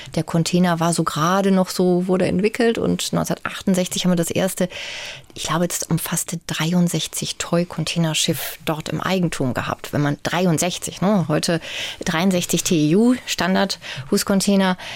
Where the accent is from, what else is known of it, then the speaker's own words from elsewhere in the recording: Bremen, Germany; moved away as an adult; also born or lived in Münster; now in Hamburg, Germany; Ich bin in Bremen geboren, aber bin dann eben auch schon nach dem Abitur zum Studium nach Münster gegangen